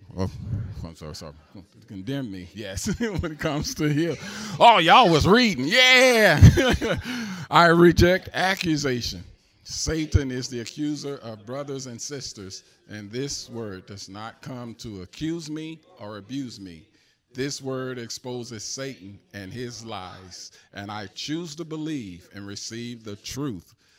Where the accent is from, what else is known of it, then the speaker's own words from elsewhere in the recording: St. Louis, Missouri, United States; I'm from Saint Louis